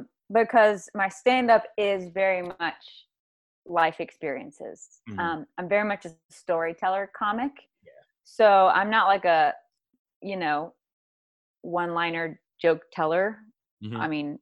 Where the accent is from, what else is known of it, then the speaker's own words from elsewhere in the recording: the South, United States; whether it's growing up in the South, whether it's being a preacher's kid